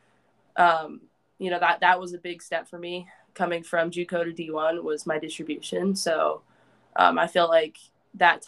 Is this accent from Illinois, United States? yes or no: no; Nebraska, United States; moved away as an adult; also born or lived in California; growing up in Nebraska